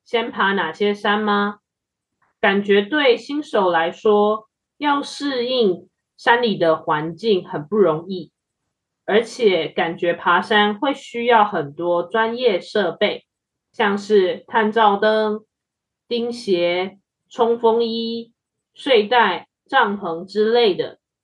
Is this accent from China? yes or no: no; Taiwan; 身为台湾人，不爬玉山，感觉就是少了点什么。